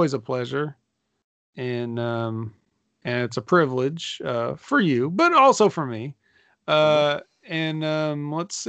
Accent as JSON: {"language": "English", "region": "California", "country": "United States", "said": "I'm from California"}